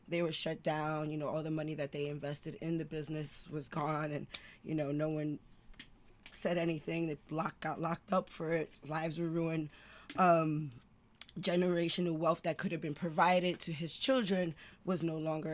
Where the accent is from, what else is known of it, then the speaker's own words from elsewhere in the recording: New York City, New York, United States; I'm born and raised in East Harlem